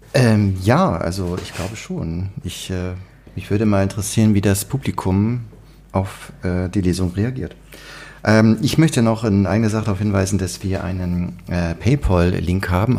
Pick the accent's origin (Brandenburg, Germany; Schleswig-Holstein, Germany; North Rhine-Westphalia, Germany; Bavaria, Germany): Schleswig-Holstein, Germany; Niebüll; moved away; meine Geburtsstadt zu passieren, möchte ich sagen, wo ich auch zur Schule gegangen bin